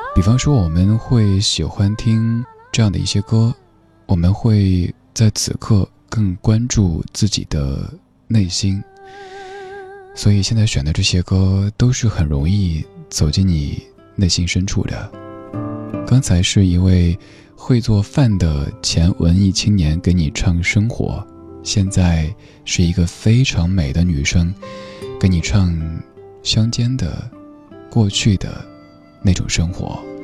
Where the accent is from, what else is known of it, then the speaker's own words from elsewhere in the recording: Sichuan, China; moved away; 我老家四川那边儿的那种乐观的人生态度